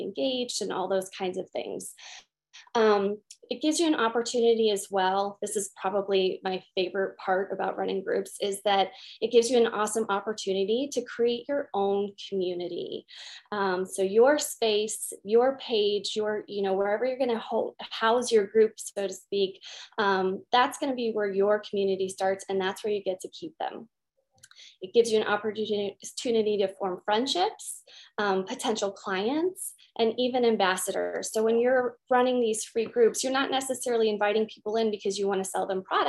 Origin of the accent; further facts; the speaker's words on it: Utah, United States; I'm from Utah